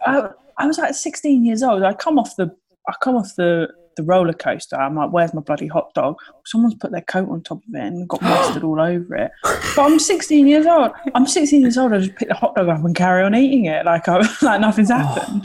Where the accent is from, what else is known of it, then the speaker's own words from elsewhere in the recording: Sittingbourne, South East England, United Kingdom; grew up in Sittingbourne in Kent.